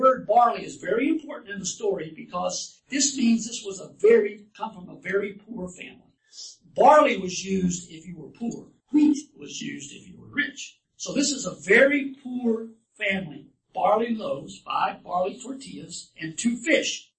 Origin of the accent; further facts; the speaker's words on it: Louisiana, United States; I'm from Louisiana